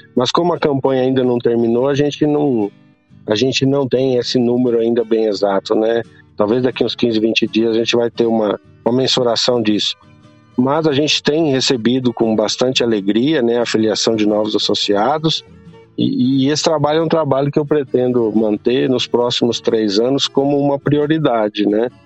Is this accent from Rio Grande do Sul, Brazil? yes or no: yes; Rio Grande do Sul, Brazil; also born or lived in Piracicaba; now in Goiás, Brazil; eu nasci no Rio Grande do Sul e nós viemos para Goiás no final da década de 70 para cultivar soja